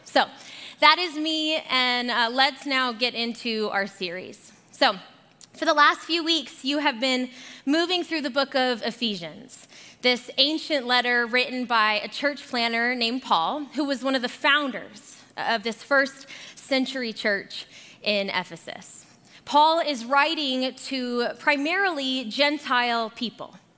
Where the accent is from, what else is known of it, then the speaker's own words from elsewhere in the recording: Arizona, United States; moved away as an adult; also born or lived in Boulder, Colorado; now in Colorado, United States; So, I am originally from Arizona, and I moved here for my undergrad at CU Boulder.